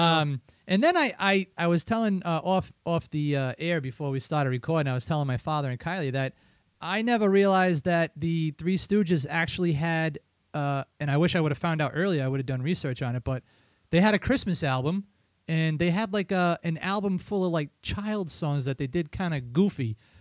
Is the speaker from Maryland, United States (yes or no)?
no; Riverside, Rhode Island, United States; I'm from Riverside